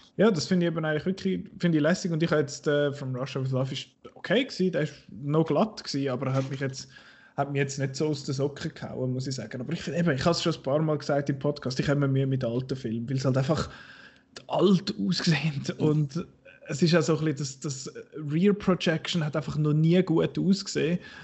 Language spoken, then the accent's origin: German; Switzerland; als Schweizer